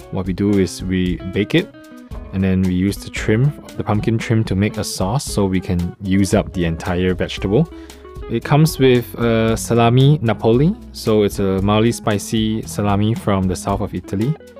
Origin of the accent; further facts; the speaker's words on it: Singapore; now in Taiwan; i'm from singapore